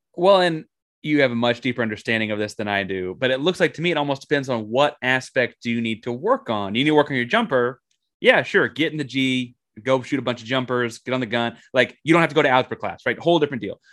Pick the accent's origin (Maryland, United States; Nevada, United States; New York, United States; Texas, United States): Texas, United States; Austin; I grew up in Austin, Texas, big Texas Longhorn guy